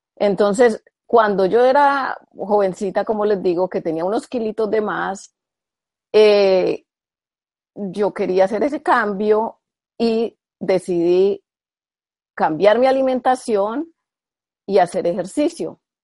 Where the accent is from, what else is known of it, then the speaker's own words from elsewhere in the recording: Colombia; yo soy colombiana